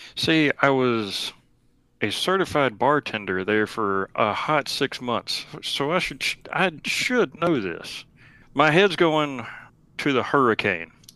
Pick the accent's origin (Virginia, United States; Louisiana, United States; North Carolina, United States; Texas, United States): North Carolina, United States; Greensboro; I'm from Greensboro, North Carolina